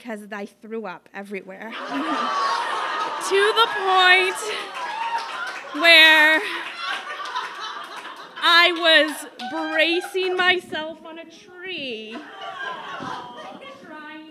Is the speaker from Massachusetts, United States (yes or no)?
yes; Sandwich, Massachusetts, United States; I grew up in Sandwich, so we went to Nickerson State Park